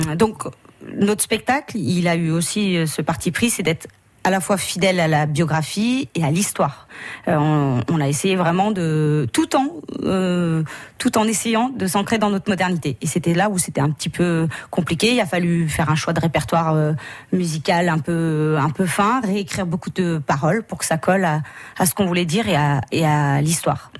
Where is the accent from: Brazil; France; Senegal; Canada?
France; Saint-Étienne-de-Saint-Geoirs, Auvergne-Rhône-Alpes; à l'origine, on est de Saint-Étienne-de-Saint-Joire